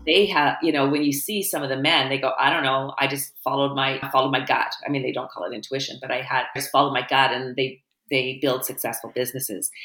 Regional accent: Canada; as a Canadian

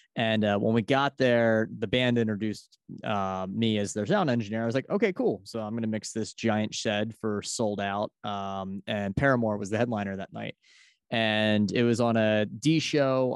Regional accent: Philadelphia, Pennsylvania, United States; I'm from Philadelphia, Pennsylvania.

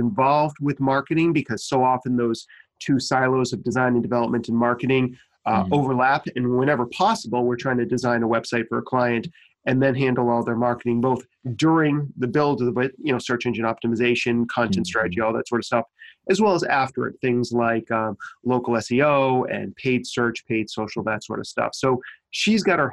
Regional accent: Maine, United States; born or raised there

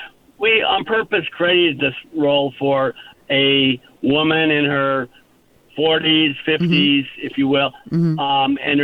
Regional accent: Iowa, United States; now in California, United States; We've been friends for 40 some years and grew up in Iowa separately, but we're both from Iowa. And we've ended up in California on our separate journeys.

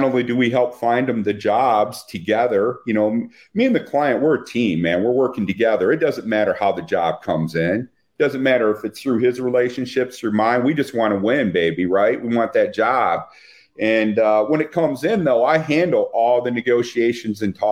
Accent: Flint, Michigan, United States; I'm from Flint, Michigan

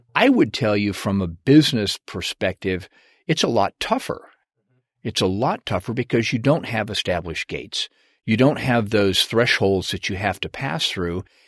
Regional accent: Washington, United States; moved away as an adult; I grew up in, uh, Washington State

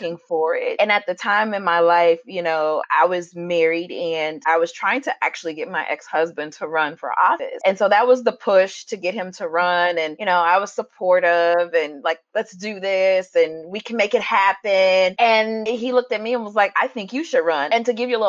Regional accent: Cleveland, Ohio, United States; also born or lived in Illinois; now in Normal, United States; I was born and raised in Cleveland, Ohio, and now I live in Illinois

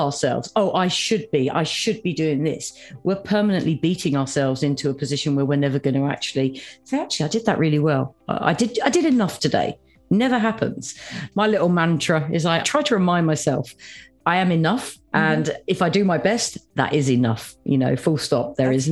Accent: United Kingdom; as a Brit

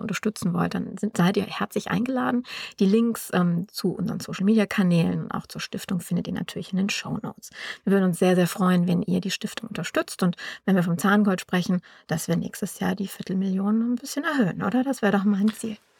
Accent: Düsseldorf, North Rhine-Westphalia, Germany; wir kommen beide aus Düsseldorf

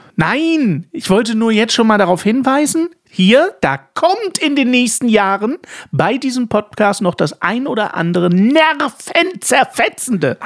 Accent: Dresden, Saxony, Germany; als in Dresden geborener und die gesamte Verwandtschaft im Osten

